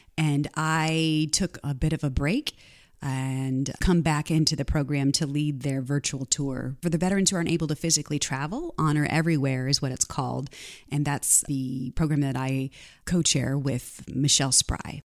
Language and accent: English; Canton, Missouri, United States; I grew up in Canton, Missouri, population of about fifteen hundred people